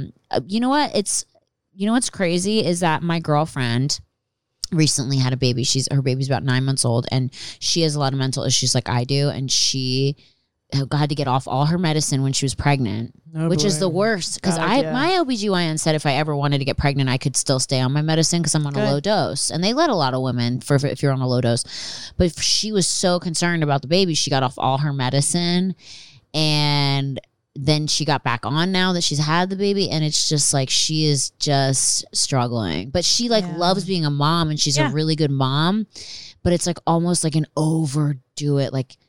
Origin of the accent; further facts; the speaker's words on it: Philadelphia, Pennsylvania, United States; Pennsylvania. Philadelphia, outside Philadelphia.